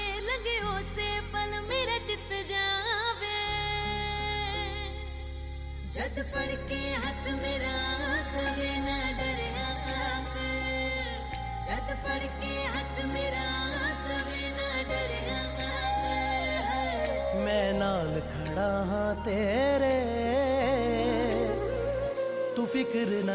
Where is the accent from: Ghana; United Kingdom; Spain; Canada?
United Kingdom; London; where we grew up in London, we have like terraced houses